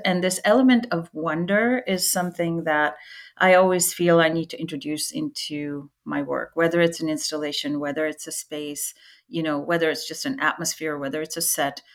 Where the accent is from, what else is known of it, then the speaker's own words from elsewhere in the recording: India; when I was about 10 years old, growing up in India